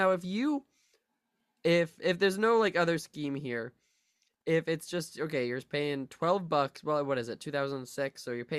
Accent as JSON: {"language": "English", "town": "New York City", "region": "New York", "country": "United States", "said": "Hey, I'm a New Yorker. My mama always said, New York is the best city on earth."}